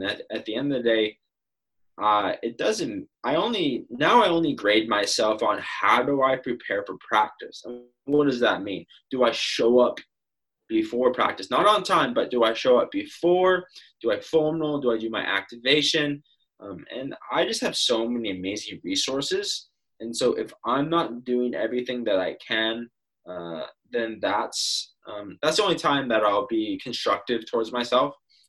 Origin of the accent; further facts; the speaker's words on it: Fresno, California, United States; born there; sometimes it's like, well, you were born in Fresno, California, but you're Canadian. I was like, yes, I'm a Canadian citizen.